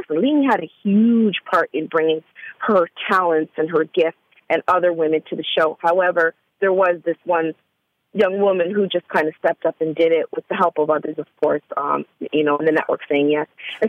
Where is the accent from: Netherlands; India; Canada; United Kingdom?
Canada; now in Atlanta, United States; I am from Canada, and I only been in Atlanta for about, I'd say almost a full year, fully. So it took a Canadian.